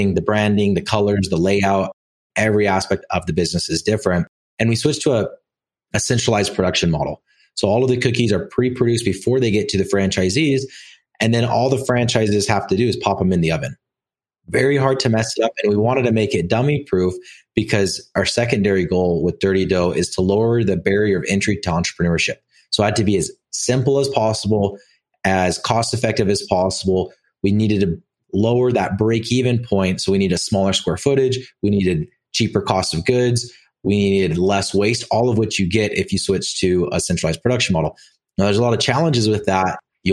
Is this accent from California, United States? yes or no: no; Orem, Utah, United States; I grew up in Orem, Utah